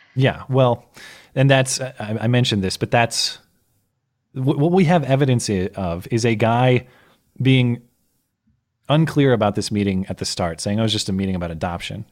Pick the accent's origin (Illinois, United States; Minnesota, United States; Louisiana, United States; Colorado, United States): Minnesota, United States; I was born in Minnesota